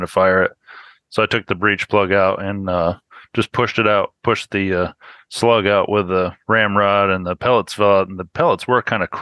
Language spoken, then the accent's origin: English; central New York State, United States; moved away as an adult; I was born up in New York State, up in the central part of the state where it's like cow country and just south of the Adirondacks. And I grew up and lived there pretty much until I turned 18.